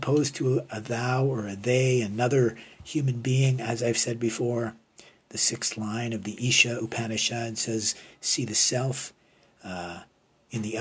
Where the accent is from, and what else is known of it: Canada